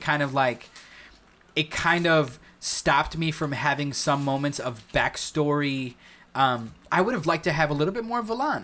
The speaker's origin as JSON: {"language": "English", "country": "United States", "said": "as an American"}